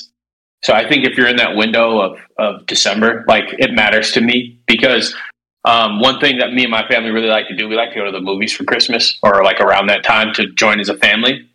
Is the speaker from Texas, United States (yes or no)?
no; Minnesota, United States; moved away; I'm originally from Minnesota.